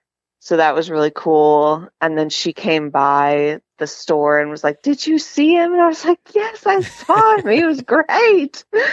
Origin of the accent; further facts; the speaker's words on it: Georgia, United States; Yeah, yeah. Okay. I live in Noonan.